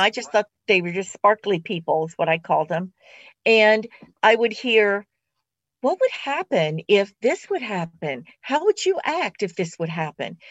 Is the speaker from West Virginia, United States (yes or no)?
yes; West Virginia, United States; I was born in West Virginia